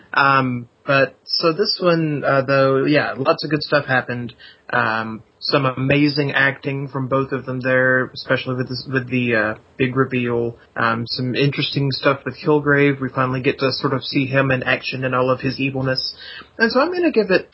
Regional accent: the South, United States; accent: southern; we mask our southern accents

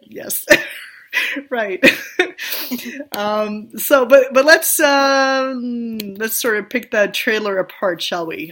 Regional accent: Sweden; English is a second language; moved away; I grew up in Sweden, I didn't grow up in in the U.S. or even in Great Britain.

